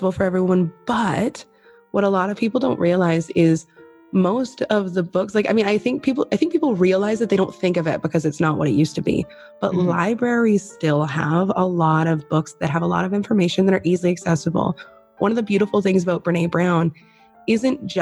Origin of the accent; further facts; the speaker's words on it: Canada; I of course also know lots of Canadian slang because of the whole being Canadian thing